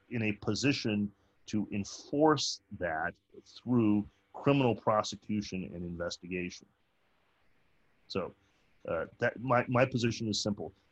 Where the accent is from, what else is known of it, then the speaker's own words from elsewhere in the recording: United States; I'm an American.